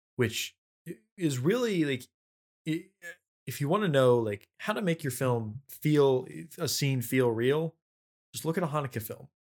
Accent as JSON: {"language": "English", "country": "Russia", "said": "I'm from Russia"}